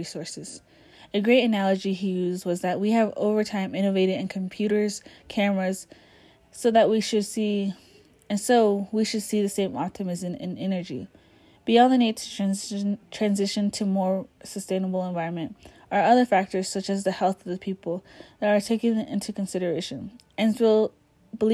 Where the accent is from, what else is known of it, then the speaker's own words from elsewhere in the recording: Navajo Nation, United States; I come from the Navajo Nation